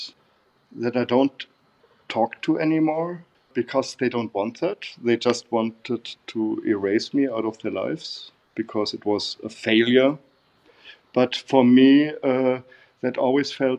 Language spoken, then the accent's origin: English; Bavaria, Germany; English is a second language; moved away as an adult; also born or lived in Berlin; I met her in Bavaria, in my hometown. I come from Bavaria, South Germany